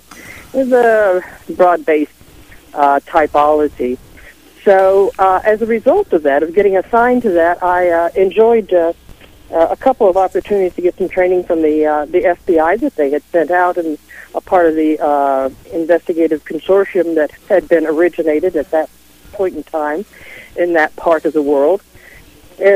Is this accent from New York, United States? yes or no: no; Leavenworth, Kansas, United States; moved away; also born or lived in Washington; I was raised in Leavenworth, Kansas.